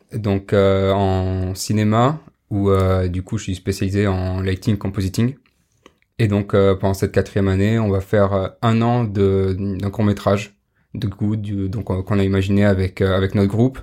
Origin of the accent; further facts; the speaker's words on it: Pau, Nouvelle-Aquitaine, France; je viens du sud-ouest de Pau